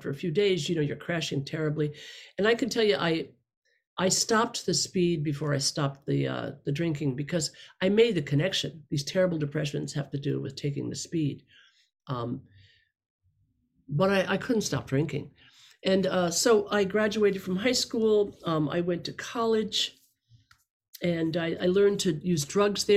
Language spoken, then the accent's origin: English; upstate New York, United States; born or raised there; now in Los Angeles, United States